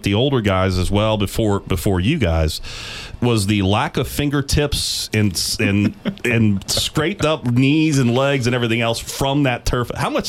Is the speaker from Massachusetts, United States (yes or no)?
no; Florida, United States; moved away as an adult; when I grew up in Florida out of high school.